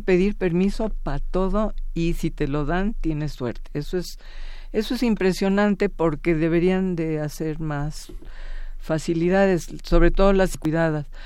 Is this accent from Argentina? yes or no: no; Mexico